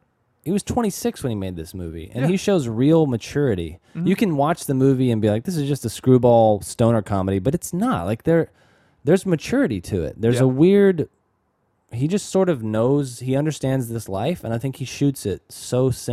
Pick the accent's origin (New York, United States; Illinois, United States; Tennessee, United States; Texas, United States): Texas, United States; I grew up in North Texas.